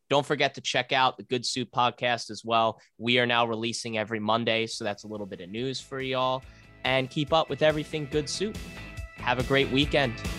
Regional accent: United States; I'm American

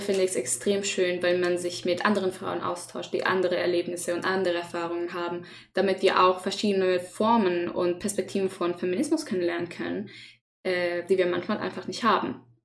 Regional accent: Chile; German is a second language; moved away as an adult; now in Germany; ich komme nicht aus Deutschland. Ich komme aus Chile, das ist in Südamerika, falls ihr nicht weißt. ähm, und ich habe die ersten 19 Jahre meines Lebens da gelebt

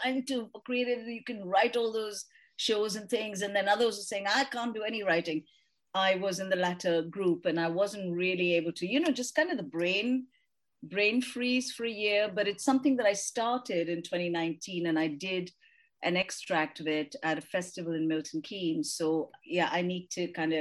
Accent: India; now in United Kingdom; I grew up in India and I celebrated Holi and did all that while I was growing up in India. Haven't done it since I came to the UK

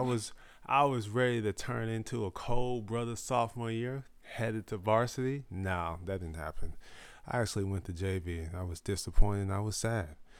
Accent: Indio, California, United States; also born or lived in Fresno, California / Austin, Texas; ten years in Indio, California.

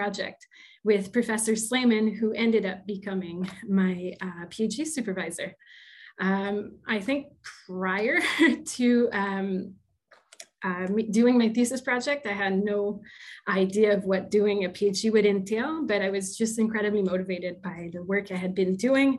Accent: Quebec, Canada; first language French; English is a second language; now in Hamilton, Canada; I'm originally from Quebec. I'm probably a French-speaking person

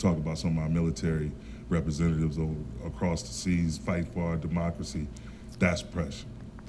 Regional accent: Saginaw, Michigan, United States; I grew up in Saginaw, Michigan.

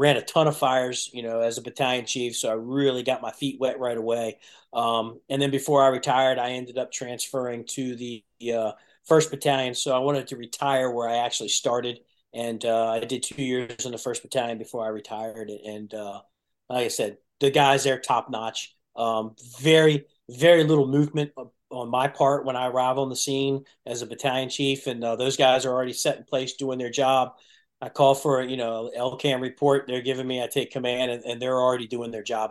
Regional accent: Burtonsville, Maryland, United States; also born or lived in Prince George's County, Maryland; we moved from Prince George's County to Montgomery County when I was a kid, we we moved to Burtonsville, which is in the technically the first battalion. There's no such thing as battalions back then, but that's technically the first battalion. So I grew up in that area

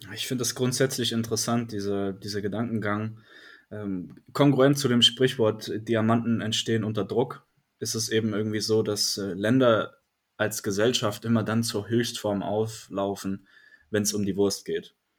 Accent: Bayreuth, Bavaria, Germany; mich als Bayreuther

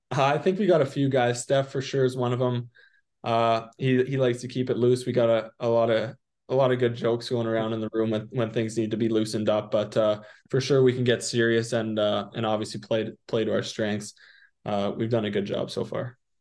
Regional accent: Prince Albert, Saskatchewan, Canada; now in Portland, United States; Prince Albert, my hometown

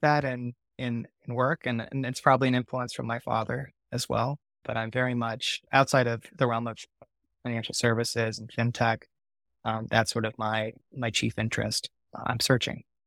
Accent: Orange County, California, United States; I grew up in Orange County

